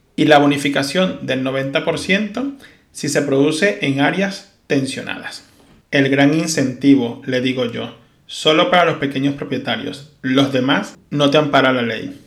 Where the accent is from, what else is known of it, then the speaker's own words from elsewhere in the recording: Venezuela; moved away as an adult; now in Spain; soy un venezolano que salió huyendo de su país